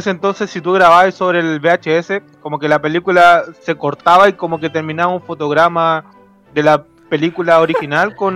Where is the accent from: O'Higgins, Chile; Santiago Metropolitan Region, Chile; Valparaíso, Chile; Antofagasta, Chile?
O'Higgins, Chile; San Francisco de Mostazal; Estábamos en mi, en mi pueblito donde yo crecí parte en un pueblo italiano. en San Francisco de Mostazal.